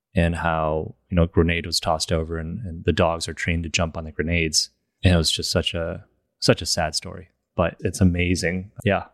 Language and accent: English; Michigan, United States; moved away; also born or lived in China; I was born in China, moved to Michigan, when I was seven and grew up there